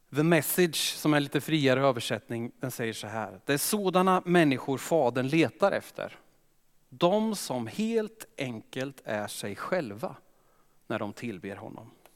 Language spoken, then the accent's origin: Swedish; Östergötland, Sweden; accent: Östergötland; jag är östgöte, kommer säkert lysa igenom